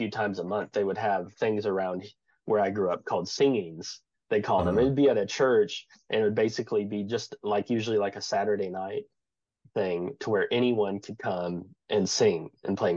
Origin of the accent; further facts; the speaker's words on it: the Ozarks, United States; I grew up in the Ozarks playing bluegrass, folk